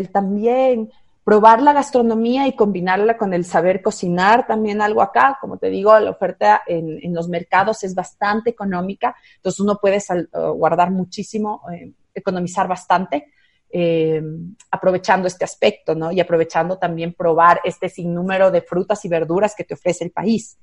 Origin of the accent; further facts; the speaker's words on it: Quito, Pichincha, Ecuador; en la ciudad de Quito, yo soy quiteña